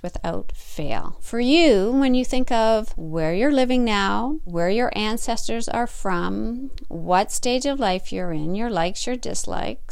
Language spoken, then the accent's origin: English; Northern Ontario, Canada; I'm a Canadian girl, Northern Ontario to be exact